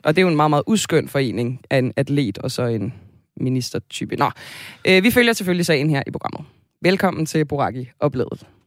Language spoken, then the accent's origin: Danish; Zealand, Denmark; Jeg er også født og opvokset på Sjælland